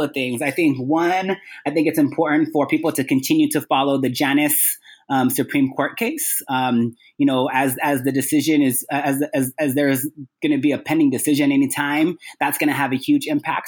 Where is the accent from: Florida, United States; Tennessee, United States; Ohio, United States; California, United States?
California, United States; Sacramento; also born or lived in Guam; spent my time growing up in Sacramento, California, after being born in Guam